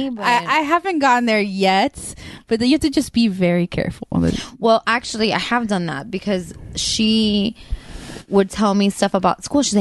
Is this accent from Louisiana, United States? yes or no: no; South Kendall, Florida, United States; I'm 32. I grew up in South Kendall, and I love long walks on the beach.